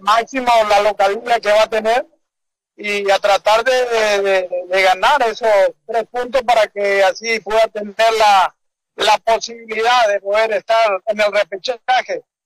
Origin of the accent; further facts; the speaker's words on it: Paraguay; soy paraguayo